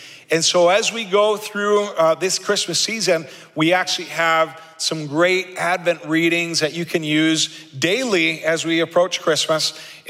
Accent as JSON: {"language": "English", "country": "Argentina", "tie": "born or raised there", "said": "If you know anything about me, you know that I grew up in South America as a missionary kid in Argentina."}